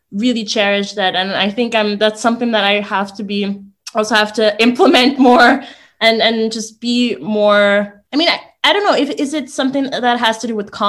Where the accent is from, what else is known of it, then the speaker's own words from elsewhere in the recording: Austria; I mean, my mom's Austrian, I was born in Austria, and my dad's from Tanzania.